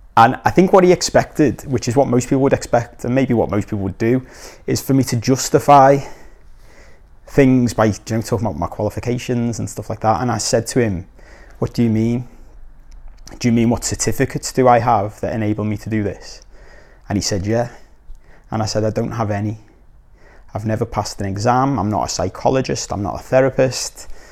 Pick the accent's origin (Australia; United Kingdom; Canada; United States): United Kingdom; Liverpool, North West England; moved away; also born or lived in Korea; I'm from Liverpool